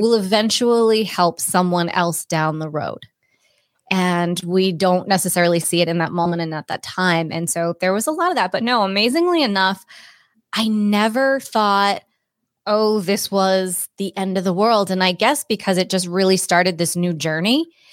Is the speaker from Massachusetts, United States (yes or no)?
yes; Cape Cod, Massachusetts, United States; moved away as an adult; also born or lived in Boulder, Colorado; I grew up on Cape Cod.